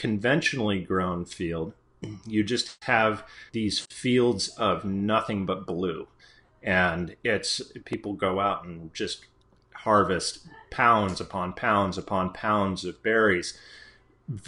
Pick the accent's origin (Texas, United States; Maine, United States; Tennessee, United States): Maine, United States; I grew up in Maine and grew up on an organic blueberry farm